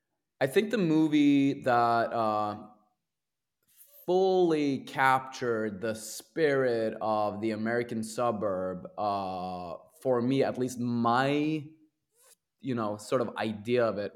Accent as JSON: {"language": "English", "town": "Sarpsborg", "region": "Viken", "country": "Norway", "tie": "born or raised there", "second_language": "English", "said": "Yeah, I grew up in Norway in a town called Sarpsborg, which is about 90 minutes away from Oslo."}